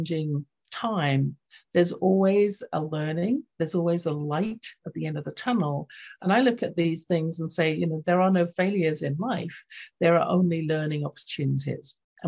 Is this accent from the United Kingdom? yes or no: yes; England, United Kingdom; accent: English; when I was reading my own book in my lilting English accent for the audio version